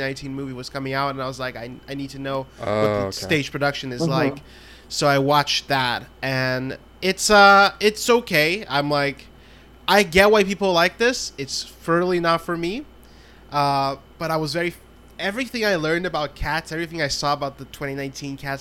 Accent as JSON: {"language": "English", "country": "Brazil", "moved": "yes", "said": "I'm from Brazil originally"}